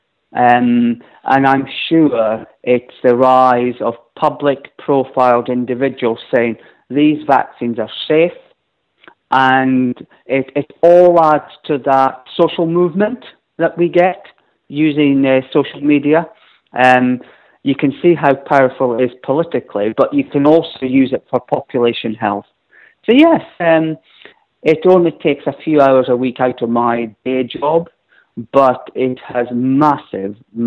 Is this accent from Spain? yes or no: no; Scotland, United Kingdom; now in London, United Kingdom; I come from Scotland where everyone is invariably fully vaccinated